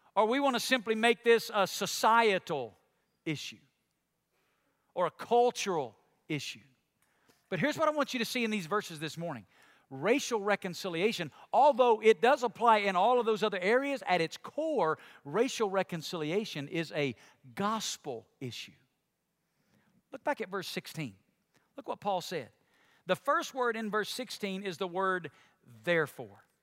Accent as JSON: {"language": "English", "region": "Alabama", "country": "United States", "tie": "born or raised there", "said": "my home state of Alabama"}